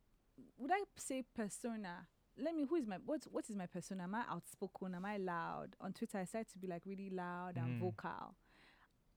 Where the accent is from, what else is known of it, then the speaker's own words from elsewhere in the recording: Nigeria; moved away; who am I at home in Nigeria, around my family